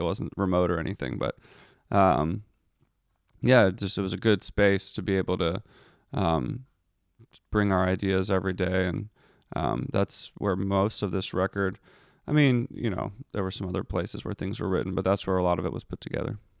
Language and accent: English; Philadelphia, Pennsylvania, United States; I grew up in Philadelphia